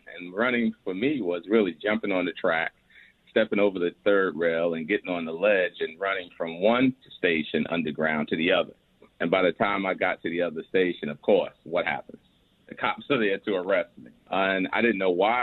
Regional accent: New York City, New York, United States; also born or lived in Manhattan; when we moved from Brooklyn, where I was raised at the age of 9, to Manhattan

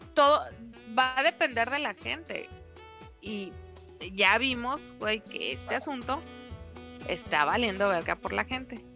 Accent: Mexico; Somos mexicanos

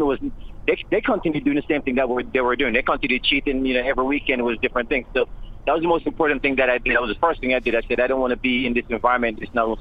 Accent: Jamaica; I grew up in a Jamaican culture. I grew up in Jamaica

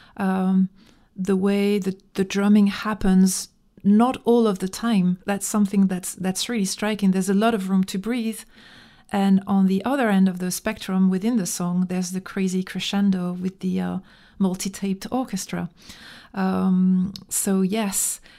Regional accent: France; English is a second language; also born or lived in Dijon, Burgundy

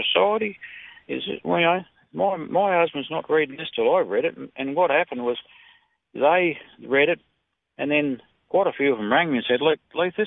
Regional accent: Australia; I'm an Aussie guy

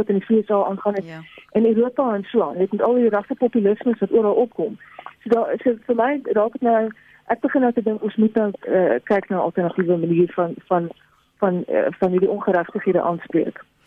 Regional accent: South Africa; ons as Suid-Afrikaners ons kom uit hierdie geskiedenis uit

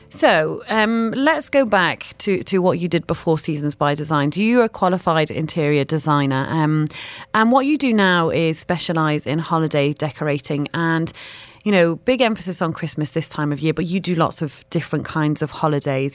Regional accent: United Kingdom; moved away; being from the U K.

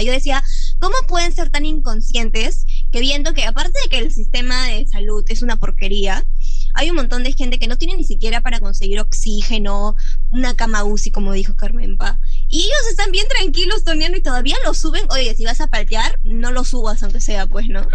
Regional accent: Cusco, Peru; yo soy de Cusco

